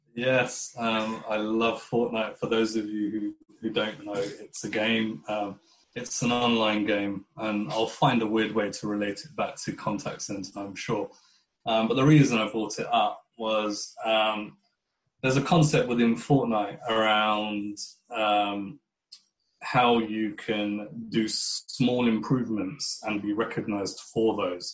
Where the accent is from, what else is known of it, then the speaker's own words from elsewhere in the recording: United Kingdom; I would describe myself as a British Pakistani Muslim